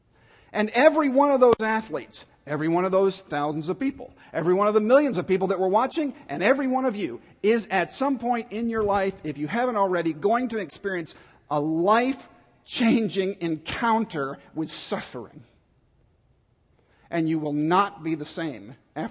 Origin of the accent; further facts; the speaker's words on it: Dallas, Texas, United States; I grew up in Dallas